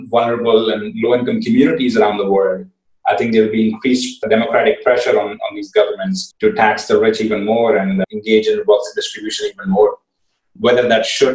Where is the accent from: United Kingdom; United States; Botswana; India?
India; I come from India